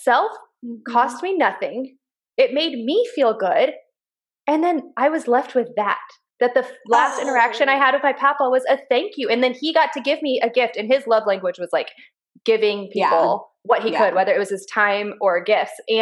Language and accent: English; Texas, United States; now in Richmond, United States; we grew up in Texas